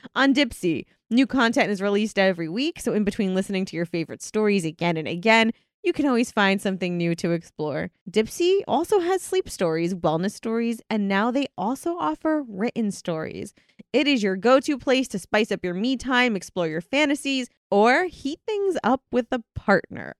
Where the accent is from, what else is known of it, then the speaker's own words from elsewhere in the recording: United Kingdom; I'm from Britain.